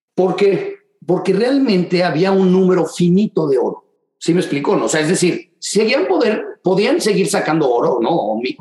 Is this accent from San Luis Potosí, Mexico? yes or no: no; Mexico City, Mexico; moved away as an adult; also born or lived in Dallas, Texas; now in Houston, United States; en la Ciudad de México, de donde soy originalmente